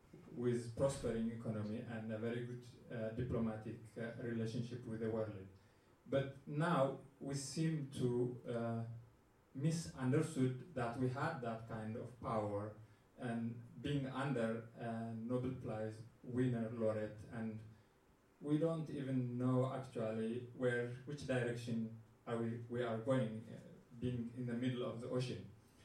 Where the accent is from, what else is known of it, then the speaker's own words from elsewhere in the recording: Ethiopia; moved away; I am from Ethiopia.